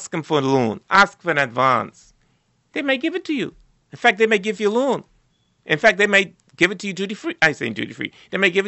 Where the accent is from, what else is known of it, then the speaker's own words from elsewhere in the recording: Turks & Caicos Islands; growing up in South Caicos